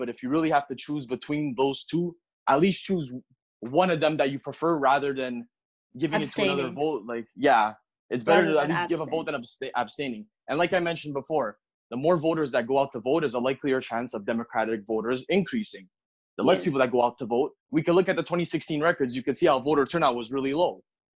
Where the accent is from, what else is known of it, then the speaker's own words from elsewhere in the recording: Canada; speaking as a Canadian, we have healthcare for all here.